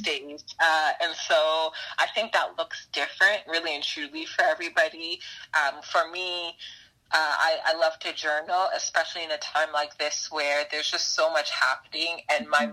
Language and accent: English; Brampton, Ontario, Canada; I grew up in Brampton, so Peel is like my hood